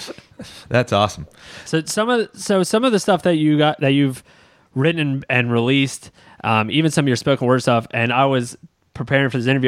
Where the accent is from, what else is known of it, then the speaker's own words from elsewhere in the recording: Baltimore, Maryland, United States; My, my brother and I being we're we're from Baltimore. Uh, we are we lived five minutes outside Baltimore City